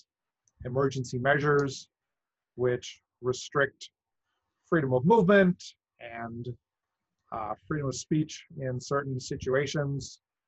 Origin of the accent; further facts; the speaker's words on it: Wisconsin, United States; now in Santa Clara, United States; I grew up in Wisconsin